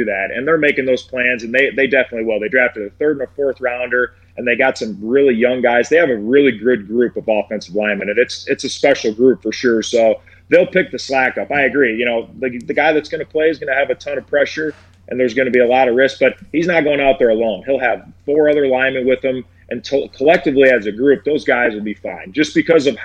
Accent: Iowa, United States; moved away; I'm from Iowa

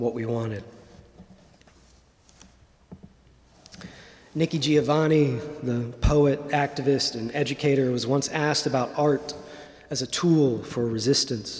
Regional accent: Indiana, United States; born or raised there

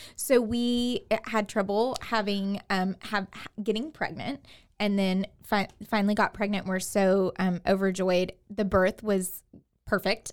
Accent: Katy, Texas, United States; moved away as an adult; now in Waco, United States; I am from Houston, the Houston area, from Katy

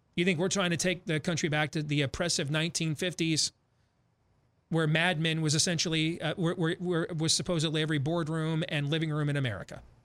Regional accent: Iowa, United States; We're from Iowa

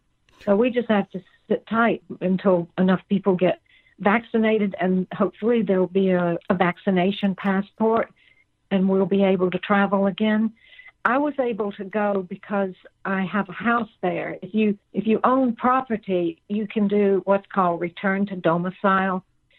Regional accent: Georgia, United States; I grew up in Georgia where it's hot

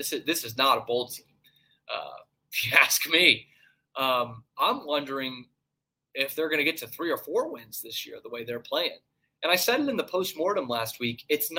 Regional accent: Northeast, United States; And I'm from the Northeast. No idea.

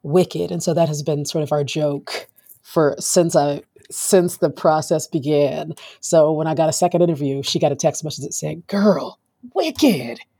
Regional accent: South Florida, United States; I'm from South Florida.

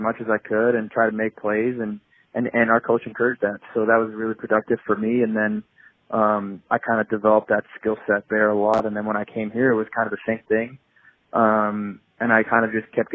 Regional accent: Boston, Massachusetts, United States; I'm actually a first-generation American. I was born in Boston because my dad went to college in the Boston area

